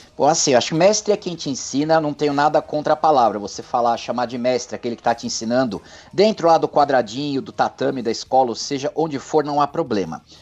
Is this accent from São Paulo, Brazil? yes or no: yes; São Paulo, Brazil; moved away as an adult; now in Ribeirão Preto, Brazil; Eu nasci e morei 47 anos em São Paulo, eu tô há 4, 3 anos aqui em Ribeirão Preto